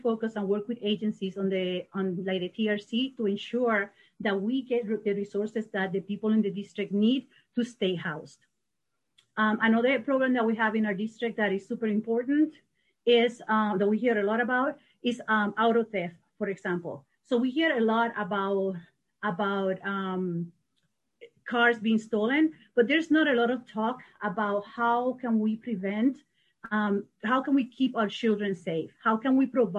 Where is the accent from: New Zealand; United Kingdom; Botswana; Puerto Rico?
Puerto Rico; now in Madison, United States; I am from Puerto Rico. I've been in Madison for 30 years